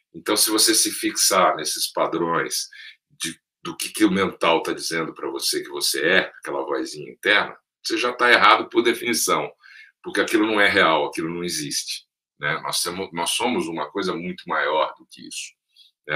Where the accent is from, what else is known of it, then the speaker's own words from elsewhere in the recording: Brasília, Federal District, Brazil; moved away; also born or lived in São Paulo; nasci em São Paulo, cresci em Brasília, meus pais mudaram para lá logo depois da inauguração, nos anos 60.